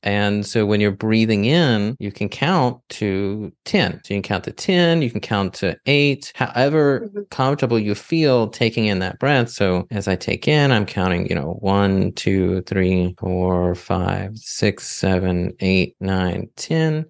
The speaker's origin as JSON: {"language": "English", "region": "the South", "country": "United States", "tie": "born or raised there", "said": "I grew up in the in the South where you eat mostly foods that are bland"}